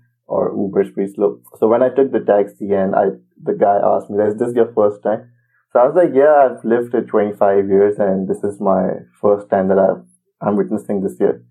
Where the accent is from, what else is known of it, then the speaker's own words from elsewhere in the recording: Karachi, Sindh, Pakistan; moved away as an adult; also born or lived in Kingston, Ontario; now in Ontario, Canada; I was born in Karachi, which is the metropolitan city of Pakistan.